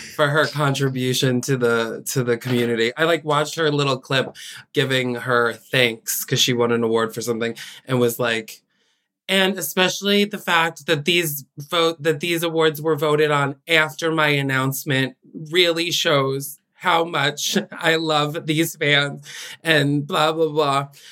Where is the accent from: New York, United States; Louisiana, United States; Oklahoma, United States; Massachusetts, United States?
New York, United States; Albany; Paige and I are from the same hometown